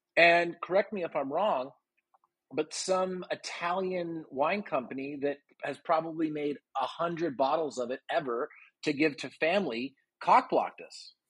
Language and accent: English; Toronto, Ontario, Canada; now in Austin, United States; I was from Toronto